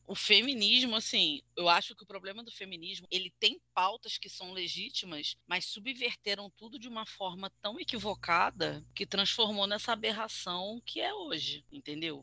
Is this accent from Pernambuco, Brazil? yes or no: no; Rio de Janeiro, Brazil; eu sou carioca